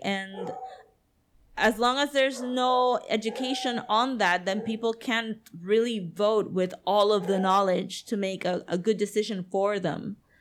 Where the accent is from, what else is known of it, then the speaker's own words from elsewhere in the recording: Puerto Rico; Puerto Ricans